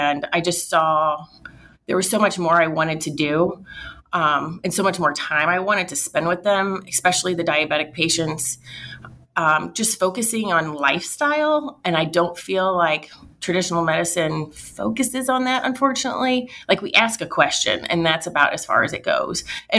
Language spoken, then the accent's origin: English; Washington, Missouri, United States; also born or lived in St. Louis / Florissant; I went to St. Francis Borgia. So we lived in Florissant. And then when I was around, I think I was 8, we moved to Washington, Missouri.